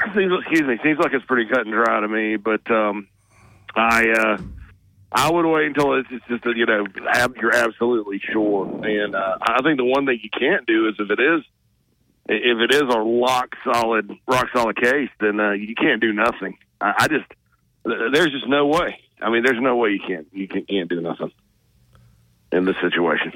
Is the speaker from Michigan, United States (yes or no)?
no; Spartanburg, South Carolina, United States; I'm from Spartanburg